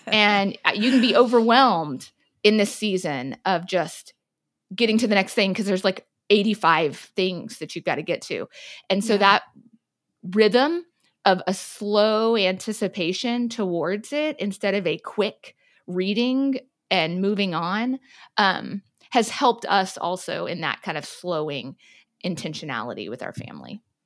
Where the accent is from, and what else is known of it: South Texas, United States; born or raised there